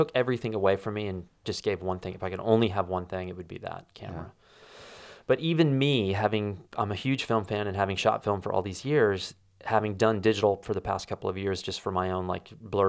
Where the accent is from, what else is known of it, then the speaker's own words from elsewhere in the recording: Wyoming, United States; I found out that the place that I grew up in Wyoming was just subdivided.